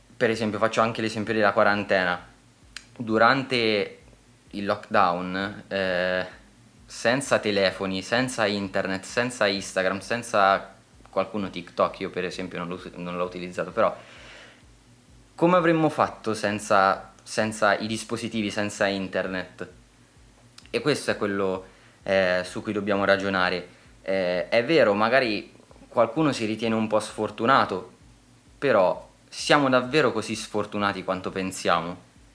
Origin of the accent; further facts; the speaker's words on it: Italy; siamo nati in Italia